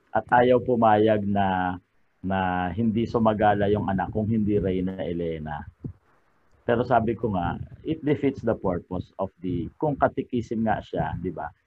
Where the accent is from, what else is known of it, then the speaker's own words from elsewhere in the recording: Cainta, Calabarzon, Philippines; sa amin sa Kainta